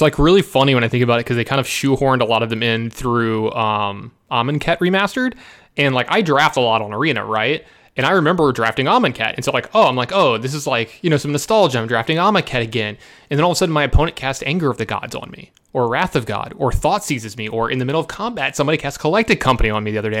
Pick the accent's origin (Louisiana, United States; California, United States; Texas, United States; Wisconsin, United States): Louisiana, United States; Baton Rouge; born or raised there